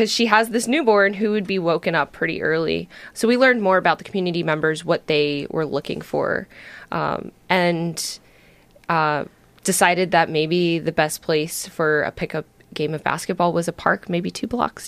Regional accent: New Jersey, United States; moved away as an adult; also born or lived in Syracuse, New York; now in Astoria, United States; Growing up in New Jersey

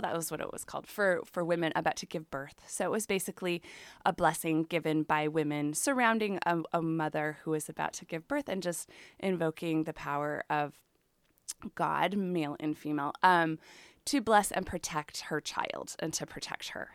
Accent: Chicago, Illinois, United States; moved away as an adult; now in Oregon, United States; I grew up in the Chicago area

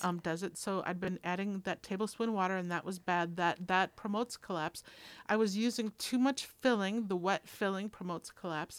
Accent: Minnesota, United States; I'm from Minnesota

